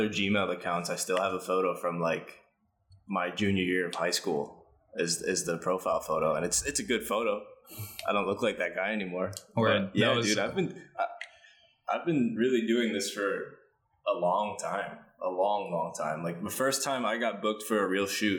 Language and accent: English; New Jersey, United States; moved away as an adult; also born or lived in New York; now in Manila, Philippines; this is in Jersey, my hometown